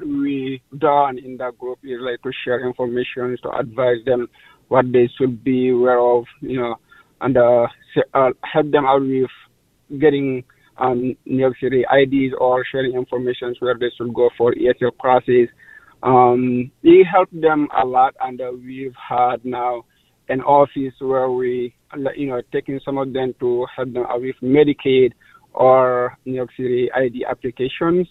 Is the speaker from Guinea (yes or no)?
yes; Guinea; now in Brooklyn, United States; I'm from Guinea